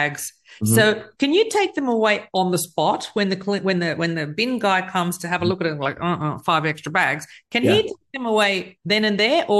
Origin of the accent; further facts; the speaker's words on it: Australia; I'm from Australia